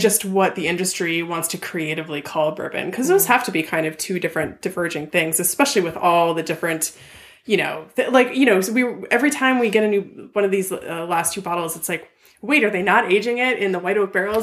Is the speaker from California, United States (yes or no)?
yes; Ventura County, California, United States; my hometown newspaper, the VC oh. Star